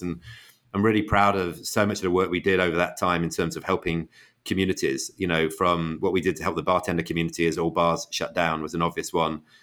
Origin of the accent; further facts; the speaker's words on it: Manchester, North West England, United Kingdom; moved away as an adult; now in United States; we're all from Manchester, so I grew up in a family which is a huge City fan family.